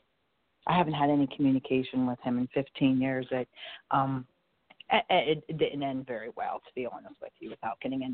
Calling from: southwestern Pennsylvania, United States

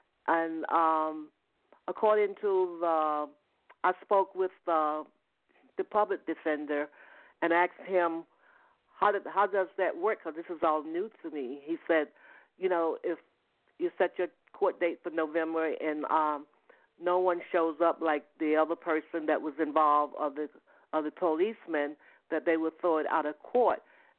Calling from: Atlanta, Georgia, United States; I'm calling from Georgia, the Atlanta, Georgia area.

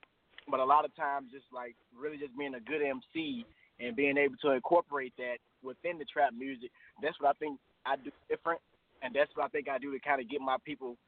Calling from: Atlanta, Georgia, United States; Hey, I'm calling from Atlanta, Georgia.

